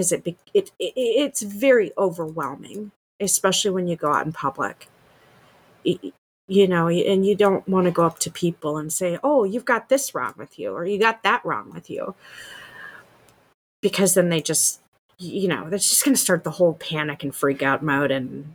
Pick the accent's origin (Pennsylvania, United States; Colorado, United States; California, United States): Colorado, United States; moved away; I'm from Colorado originally, but I lived there for so long